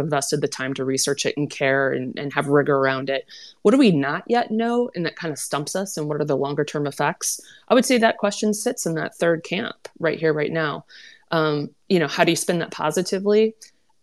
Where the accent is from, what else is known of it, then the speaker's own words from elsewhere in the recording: Minnesota, United States; my home state of Minnesota